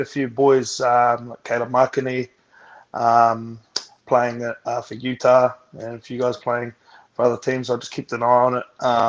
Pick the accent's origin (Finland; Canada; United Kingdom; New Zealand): New Zealand; Wairarapa, Wellington; moved away as an adult; also born or lived in Hawke's Bay; now in United States; but I was raised in a place called Wairarapa, which is a couple of hours south.